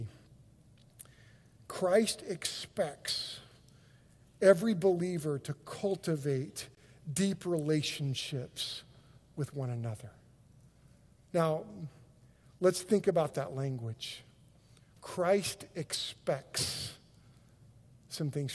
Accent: Oklahoma, United States; we're from Oklahoma.

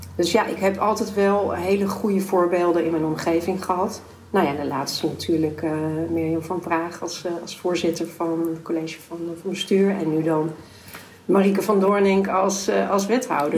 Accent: Amsterdam, North Holland, Netherlands; also born or lived in De Pijp, Amsterdam / Watergraafsmeer, Amsterdam; Ik ben zelf opgegroeid in de Bijlmer

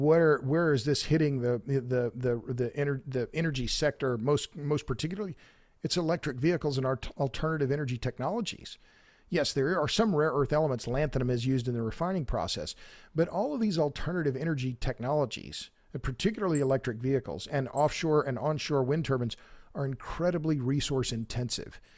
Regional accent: Oklahoma, United States; now in Texas, United States; I'm born and raised in Oklahoma. I've lived in Texas a long time

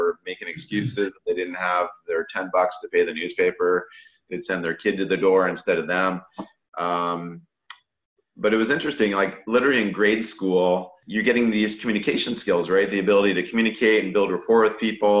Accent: Sarnia, Ontario, Canada; I lived in the north end of Sarnia

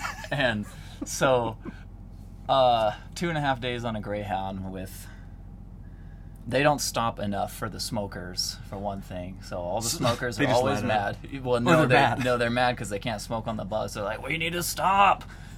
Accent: Logandale, Nevada, United States; also born or lived in St. George, Utah; So that's not where I'm from. I'm actually from Logandale, Nevada, southern Nevada. It's like an hour from St. George.

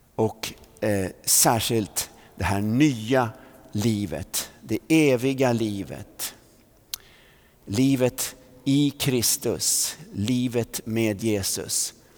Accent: Vallentuna, Stockholm County, Sweden; när vi flyttade från Centralvägen i Vallentuna upp till Tunavägen då bodde vi lite närmare Missionskyrkan

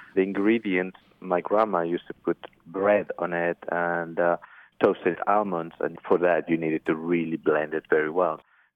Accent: Granada, Andalusia, Spain; English is a second language; moved away as an adult; also born or lived in Barcelona; now in New York City, United States; I was born in Granada, moved to Barcelona when I was 11 years old

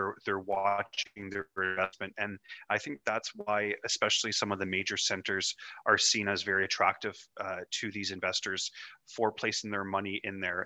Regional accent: Ottawa, Ontario, Canada; born and raised in Ottawa, Canada, which is the nation's capital

